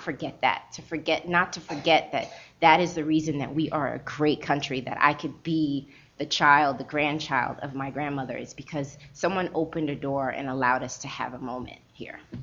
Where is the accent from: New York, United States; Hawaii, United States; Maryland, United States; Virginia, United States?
Maryland, United States; Baltimore; also born or lived in Trinidad; I grew up in Baltimore, and it wasn't at that time. It wasn't a lot of other Trinidadians around